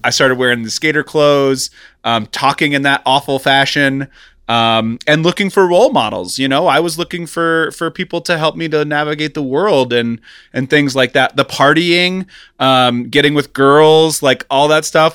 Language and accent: English; Kansas City, United States; now in Los Angeles, United States; I grew up in Kansas City in the nineties